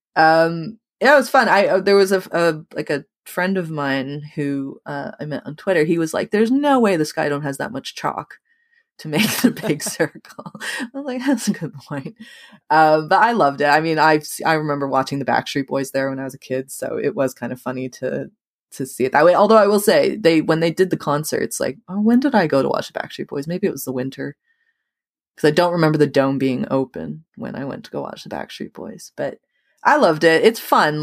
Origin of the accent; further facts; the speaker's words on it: Toronto, Ontario, Canada; I was born in Toronto, but I grew up in the suburbs